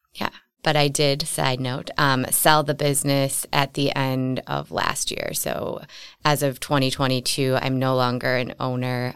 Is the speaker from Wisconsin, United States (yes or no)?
yes; Wauwatosa, Wisconsin, United States; I grew up in Wauwatosa